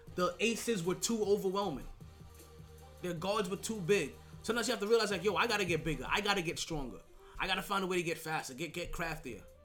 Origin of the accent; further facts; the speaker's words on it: New York, United States; I'm a New Yorker through and through